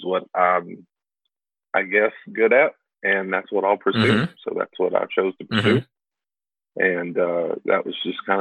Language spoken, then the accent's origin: English; Louisville, Kentucky, United States; moved away as an adult; now in Paducah, United States; growing up in Louisville